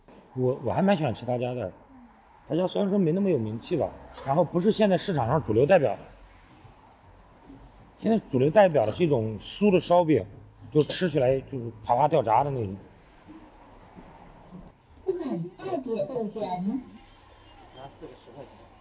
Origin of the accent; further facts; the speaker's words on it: Anhui, China; now in Nanjing, China; 安徽人。